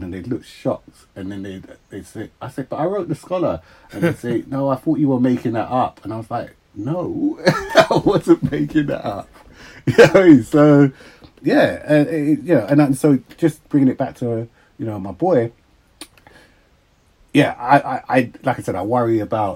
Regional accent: Uxbridge, London, United Kingdom; Then my mum and dad moved, and they moved to Uxbridge

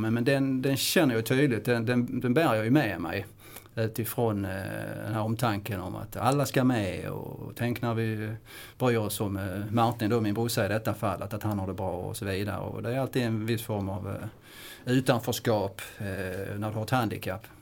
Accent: Kristianstad, Skåne, Sweden; jag kommer från Kristianstad som är inte så långt ifrån Småland. Men det, det är faktiskt Skåne

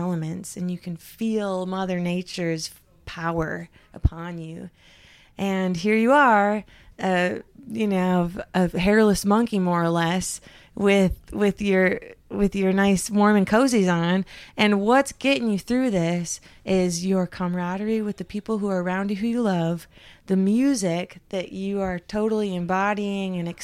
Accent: Upper Peninsula of Michigan, United States; I grew up in the Upper Peninsula of Michigan, which is almost to Canada.

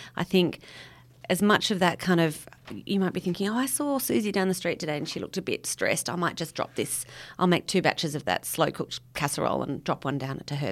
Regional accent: Sydney, New South Wales, Australia; moved away as an adult; now in west of Orange, Australia; I grew up in Sydney

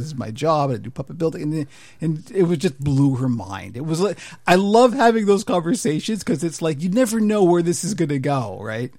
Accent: Canada; an older Canadian who doesn't really do the patriotism thing

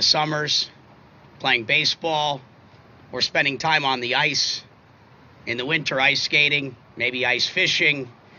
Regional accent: Minnesota, United States; moved away; I'm from Minnesota, born and raised

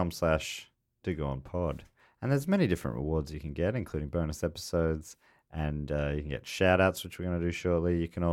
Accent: Vermont, United States; In my home state of Vermont in the US of A, we have something called a creamy, pronounced creamy.

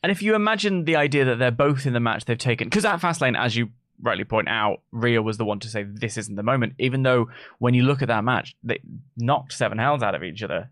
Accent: United Kingdom; we're British

